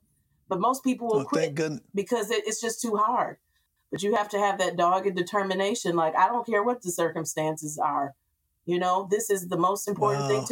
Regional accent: Grand Rapids, Michigan, United States; moved away; I came back to Grand Rapids. I'm from Grand Rapids

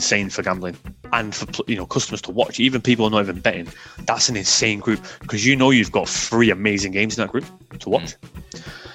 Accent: England, United Kingdom; I'm English through and through

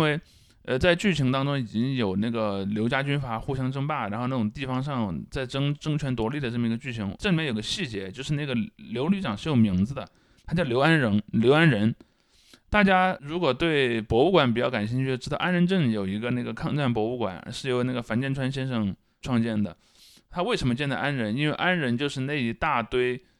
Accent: Sichuan, China; 因为我是四川人嘛

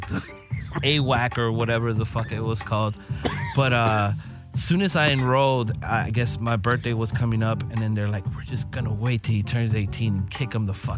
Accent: Los Angeles, California, United States; I'm born and raised in L.A.

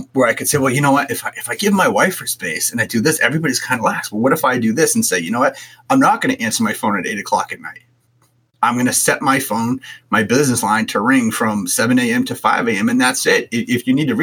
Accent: Boston, Massachusetts, United States; I grew up in Boston

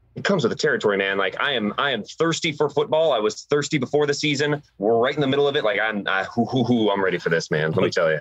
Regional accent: San Diego, California, United States; I was born in San Diego

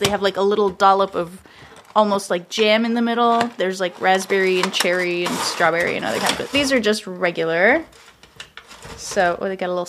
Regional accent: Canada; moved away as an adult; now in Minneapolis, United States; I am Canadian. I was born in Canada and lived there until I was in my mid-20s, and I've been in the U.S. for several years.

